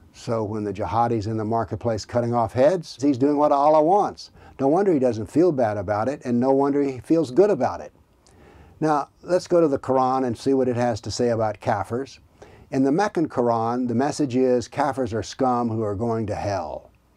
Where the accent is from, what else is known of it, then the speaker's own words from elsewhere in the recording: the South, United States; now in Tennessee, United States; I was raised in the South